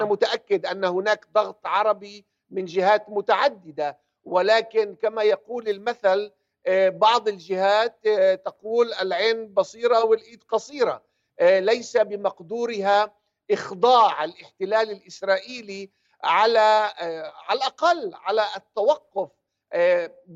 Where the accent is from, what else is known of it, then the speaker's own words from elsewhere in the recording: Palestine; now in United Kingdom; أنا كعربي فلسطيني